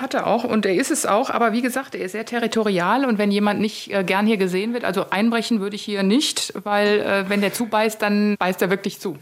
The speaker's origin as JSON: {"language": "German", "area": "Taunus", "region": "Hesse", "country": "Germany", "said": "ist der Taunus echt meine Heimat"}